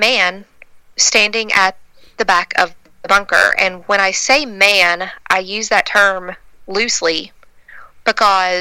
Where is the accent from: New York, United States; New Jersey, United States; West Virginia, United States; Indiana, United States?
West Virginia, United States; growing up in West Virginia